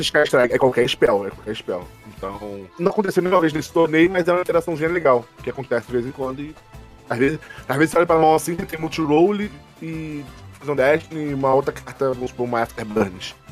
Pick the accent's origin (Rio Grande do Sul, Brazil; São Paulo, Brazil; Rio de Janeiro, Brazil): Rio de Janeiro, Brazil; eu sou do Rio de Janeiro